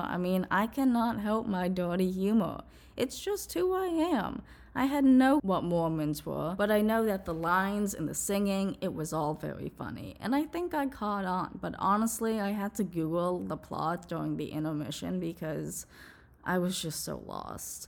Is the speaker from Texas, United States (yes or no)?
no; New Jersey, United States; also born or lived in New York City; I grew up in New Jersey